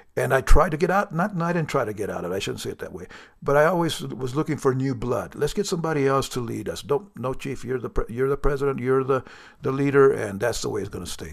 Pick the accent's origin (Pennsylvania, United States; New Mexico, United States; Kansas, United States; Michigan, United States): New Mexico, United States; I'm from New Mexico, which we, our motto is the land of enchantment